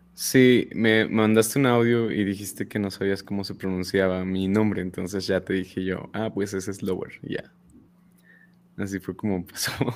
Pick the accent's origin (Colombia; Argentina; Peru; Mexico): Mexico; State of Mexico; yo no soy regio. Yo no pertenezco, no, yo soy del Estado de México.